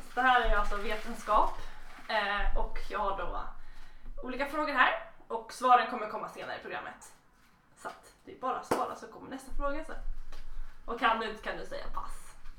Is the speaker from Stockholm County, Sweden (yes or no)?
yes; Stockholm, Stockholm County, Sweden; jag kommer från Stockholm